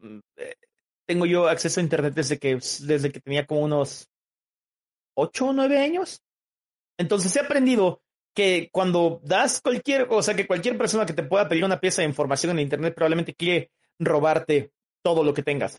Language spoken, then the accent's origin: Spanish; Oaxaca, Mexico; yo soy de Oaxaca, México